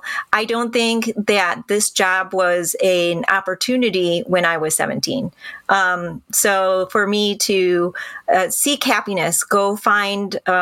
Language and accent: English; Birmingham, Michigan, United States; I went to Birmingham schools. I grew up in the Birmingham School Public District